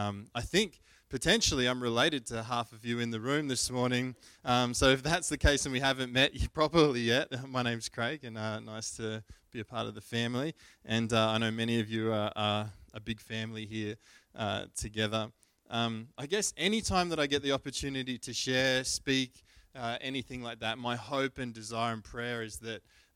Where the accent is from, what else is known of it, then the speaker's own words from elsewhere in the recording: Brisbane, Queensland, Australia; We grew up in Brisbane, and we went to the Brisbane show